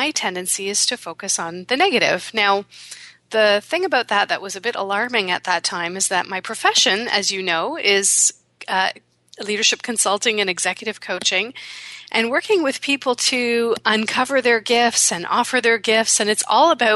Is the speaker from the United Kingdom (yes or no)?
no; Canada; my parents were born in India, and then they came to Canada, and I was born here